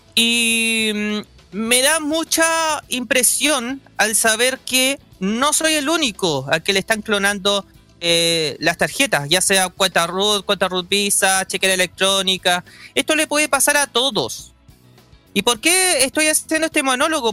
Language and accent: Spanish; Chile; como todo chileno